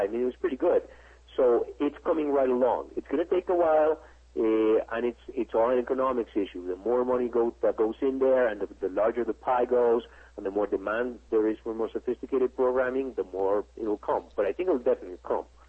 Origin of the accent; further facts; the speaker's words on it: Mexico; I'm from Mexico myself.